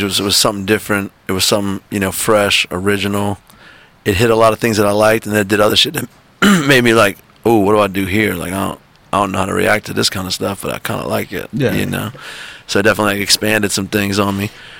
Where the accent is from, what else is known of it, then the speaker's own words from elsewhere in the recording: New Orleans, Louisiana, United States; also born or lived in North Shore, Louisiana; Yeah, I'm from New Orleans. Like, born and bred? Born and bred. When I was 10 years old, my family moved to the North Shore.